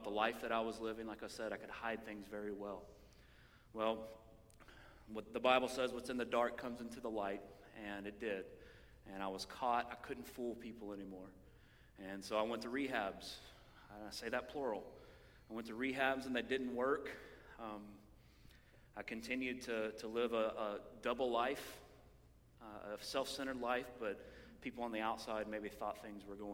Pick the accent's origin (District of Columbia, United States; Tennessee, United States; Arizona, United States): Tennessee, United States; Knoxville; I'm from Knoxville. I'm from this area. I went to Bearden High School